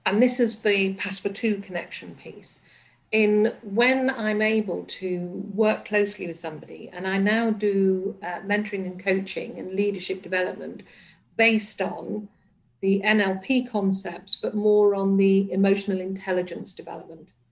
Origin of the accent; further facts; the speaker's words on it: Liverpool, North West England, United Kingdom; born there; And I was born in Liverpool, and my mother had this thing about accents defined you and could often confine you.